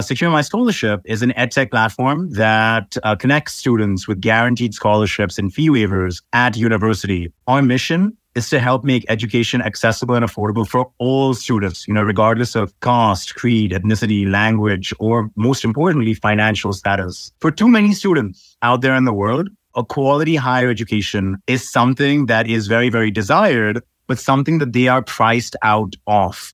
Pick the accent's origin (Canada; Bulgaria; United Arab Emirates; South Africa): United Arab Emirates; Sharjah; also born or lived in Dubai, UAE / Iowa, United States; I was born in Dubai, but I actually grew up in a satellite city of Dubai. It's called Sharjah